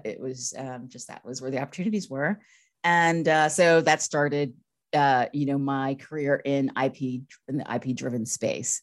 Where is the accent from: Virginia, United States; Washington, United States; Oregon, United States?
Virginia, United States; Northern; moved away as an adult; also born or lived in San Francisco / Los Angeles; I'm from Virginia. I grew up in Northern Virginia